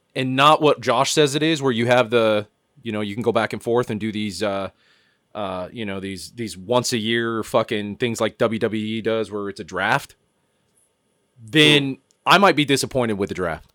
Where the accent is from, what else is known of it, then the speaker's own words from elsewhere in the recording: Cañon City, Colorado, United States; Back in Canyon City, fucking Colorado, where I grew up in Fremont County